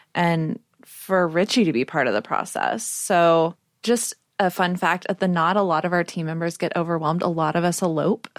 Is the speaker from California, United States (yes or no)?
no; Texas, United States; now in New York City, United States; I grew up in Texas